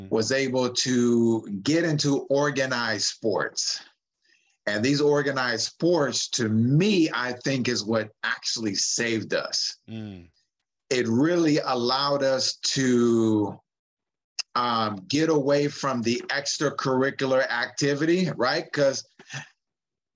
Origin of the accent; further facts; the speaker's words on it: San Francisco, California, United States; I'm just a San Francisco man that grew up in the city. I grew up in the West Side projects